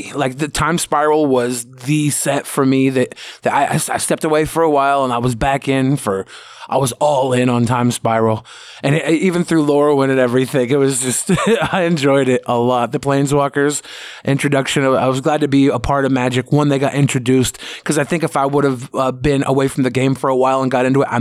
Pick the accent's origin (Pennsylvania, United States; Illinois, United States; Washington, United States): Washington, United States; Seattle; I've always been in Seattle